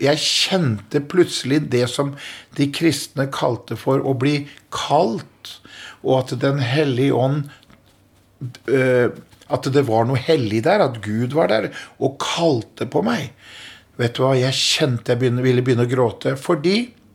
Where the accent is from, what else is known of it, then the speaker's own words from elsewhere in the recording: Askim, Østfold, Norway; Jeg eh, er eh, født og oppvokst i Askim, eh, en by i Indre Østfold.